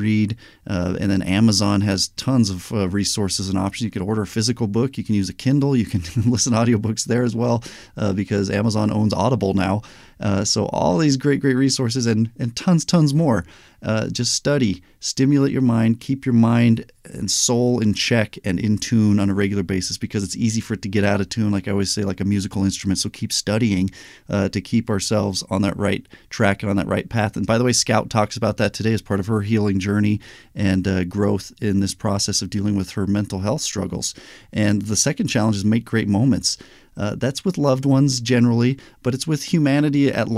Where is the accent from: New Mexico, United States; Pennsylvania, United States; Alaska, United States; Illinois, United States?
New Mexico, United States; Albuquerque; also born or lived in Anaheim, California; I was born in Anaheim, but we moved to Albuquerque, New Mexico